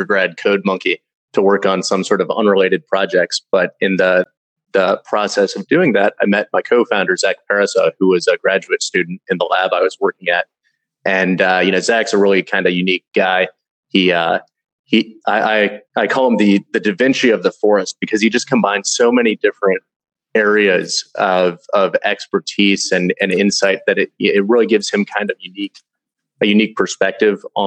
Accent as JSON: {"language": "English", "town": "Louisville", "region": "Kentucky", "country": "United States", "tie": "born or raised there", "moved": "as an adult", "said": "I was born and raised in Louisville, Kentucky."}